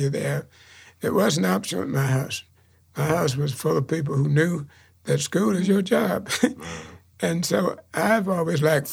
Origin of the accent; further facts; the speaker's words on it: Chowan River, North Carolina, United States; I grew up on the Chowan River